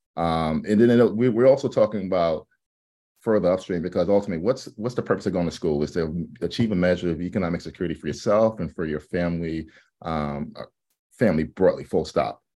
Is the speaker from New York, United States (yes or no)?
yes; New York City, New York, United States; moved away as an adult; also born or lived in Atlanta, Georgia; now in Los Angeles, United States; I'm from New York City, um, but obviously I live in L A now. And, um, the New York experience growing up